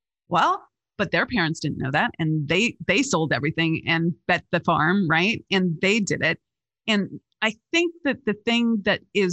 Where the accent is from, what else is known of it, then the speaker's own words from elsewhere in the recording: California, United States; I grew up in California